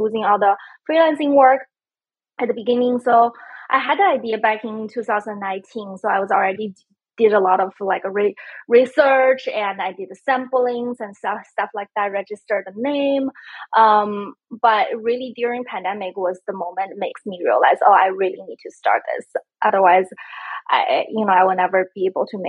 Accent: China; moved away; also born or lived in San Francisco; I'm originally from China. I lived in San Francisco about 10 years

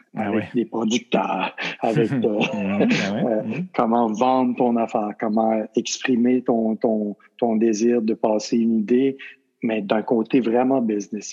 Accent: Magdalen Islands, Quebec, Canada; moved away as an adult; also born or lived in Las Vegas; je suis un, gars des îles, un gars des îles de Madeleine

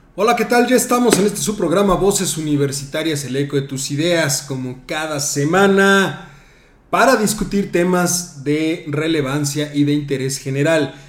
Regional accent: Mexico; como buenos mexicanos

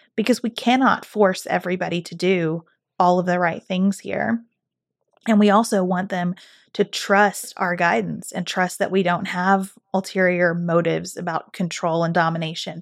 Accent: United States; as an American

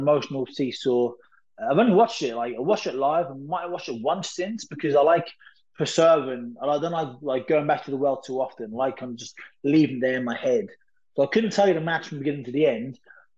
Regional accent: Lowestoft, East of England, United Kingdom; I was working at a pub called Notley's in my hometown called Lowestoft

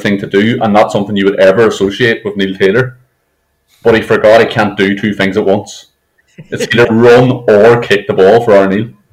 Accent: Ireland; as an Irish man

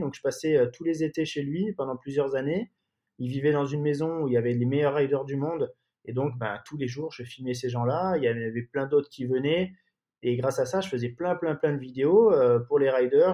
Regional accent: Marseille, Provence-Alpes-Côte d'Azur, France; also born or lived in London; je suis originaire de, de Marseille

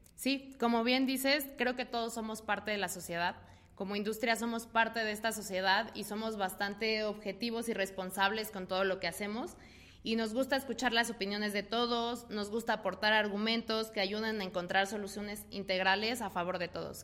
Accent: Mexico

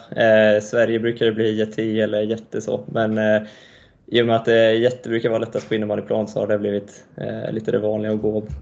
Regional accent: Montreal, Quebec, Canada; born there; så jag är född i Montreal i Kanada då och ehm, pappa och hela hans sida av släkten är därifrån och därav då det dubbla medborgarskapet.

